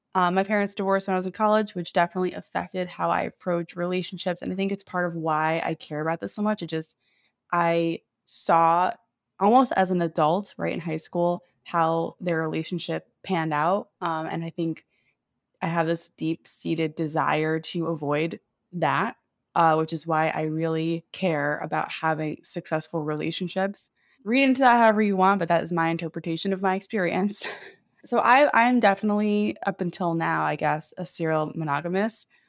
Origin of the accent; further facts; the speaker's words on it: New York City, New York, United States; moved away as an adult; now in Seattle, United States; I moved here from New York City, where I grew up, during the pandemic